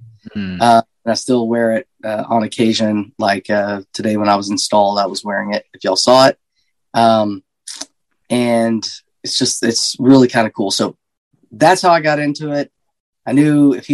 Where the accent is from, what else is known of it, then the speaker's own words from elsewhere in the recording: Seagraves, Texas, United States; I was born and raised in Seagraves, Texas.